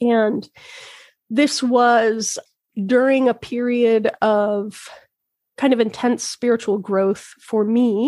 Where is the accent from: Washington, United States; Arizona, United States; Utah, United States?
Utah, United States; Logan; now in Twin Cities, Minnesota, United States; Logan, Utah, which is my hometown